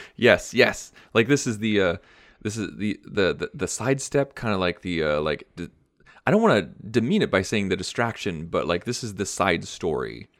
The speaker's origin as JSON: {"language": "English", "country": "United States", "said": "I'm American"}